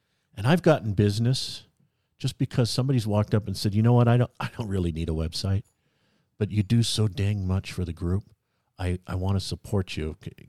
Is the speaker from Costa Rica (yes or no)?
no; California, United States; Right. Well, I am from California.